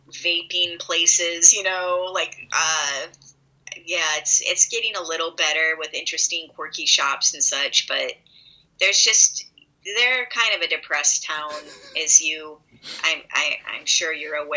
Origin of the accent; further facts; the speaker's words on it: Midwest, United States; I'm from the Midwest, which means I'm passive aggressive as fuck.